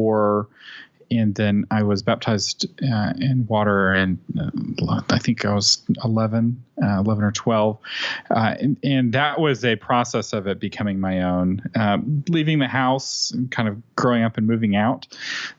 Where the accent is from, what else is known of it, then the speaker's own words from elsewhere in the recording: Austin, Texas, United States; I grew up in Austin and I grew up in a Christian family